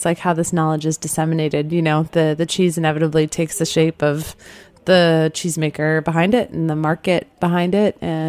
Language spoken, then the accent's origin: English; Midwest, United States; now in New York, United States; I'm from the Midwest, too